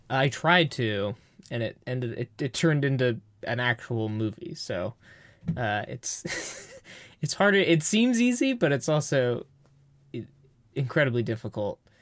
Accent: Bay Area, California, United States; we're from the Bay Area

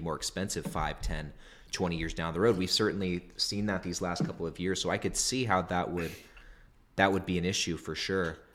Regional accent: Northern California, United States; a duplex in my hometown in Northern California

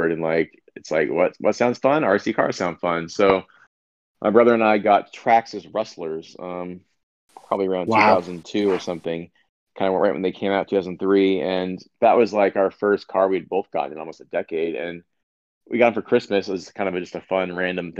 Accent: Southern California, United States; I grew up in Southern California. I still live in Los Angeles.

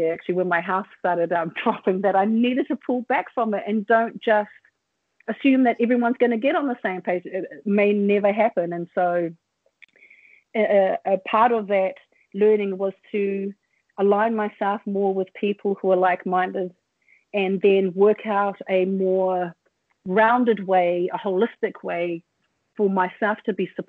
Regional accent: New Zealand; when I was born and I grew up here in Aotearoa

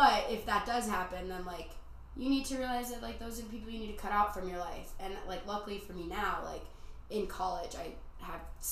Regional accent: Midwest, United States; moved away as an adult; now in Arizona, United States; I'm from the Midwest

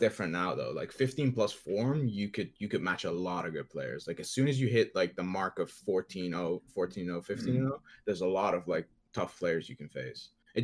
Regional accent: Netherlands; I'm from the Netherlands.

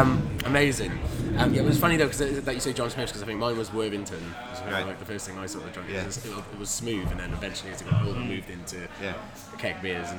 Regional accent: Swansea, Wales, United Kingdom; So I'm from Swansea

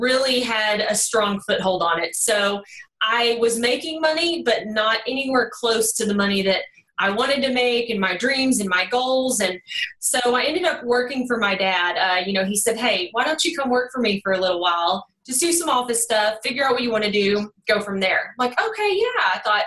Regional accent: Kaufman, Texas, United States; accent: Texas twang; also born or lived in Dallas, Texas; I'm actually from Kaufman. It's more of a country town. Now I'm a little closer to the Dallas area. So just hang in there with this Texas twang, y'all

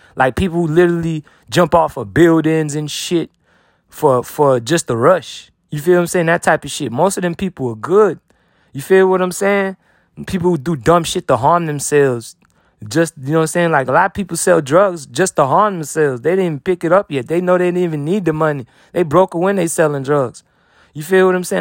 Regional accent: United States; I'm an American

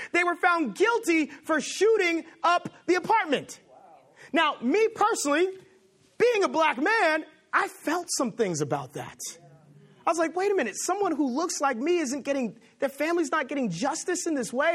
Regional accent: Los Angeles, California, United States; now in Boston, United States; I am from Los Angeles

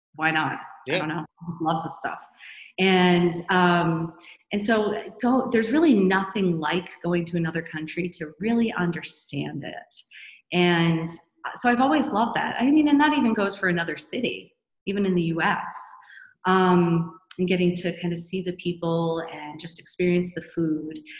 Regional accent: Newton, Massachusetts, United States; also born or lived in Europe; I grew up not far from here. I'm originally from Newton, Massachusetts, just outside of Boston

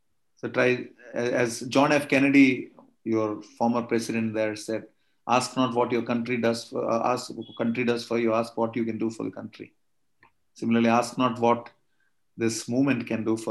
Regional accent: Kerala, India; my body was born in South India. I'm a Tamilian from Kerala. So I speak both languages

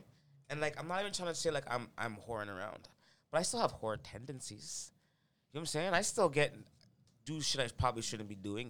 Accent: Toronto, Ontario, Canada; moved away as an adult; also born or lived in Malvern, Scarborough; now in Markham, Canada; I'm growing up in Orton Park, so my dad's not around.

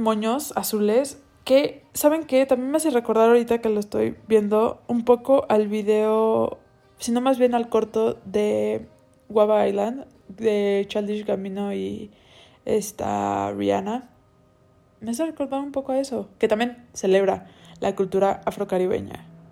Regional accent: Cancún, Quintana Roo, Mexico; moved away; yo nací en Cancún y ahí viví gran parte de mi vida

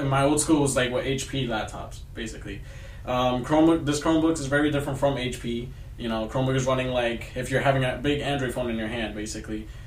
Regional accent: New Jersey, United States; moved away; I'm from New Jersey. I've come a long way to come out here

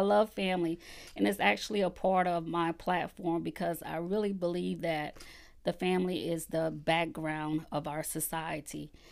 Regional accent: Conway, South Carolina, United States; also born or lived in Columbia, South Carolina / Georgetown, South Carolina; I was born and raised in Conway, South Carolina

